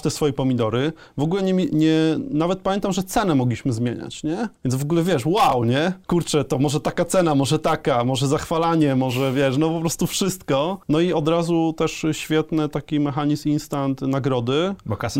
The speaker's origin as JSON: {"language": "Polish", "area": "a small village near Leszno", "region": "Greater Poland", "country": "Poland", "said": "My pochodzimy z małej wsi e, e, pod Lesznem"}